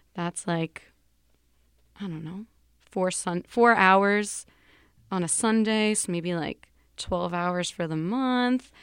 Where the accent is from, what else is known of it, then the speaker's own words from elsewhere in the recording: New York City, New York, United States; I'm also from New York. I'm a Bronx native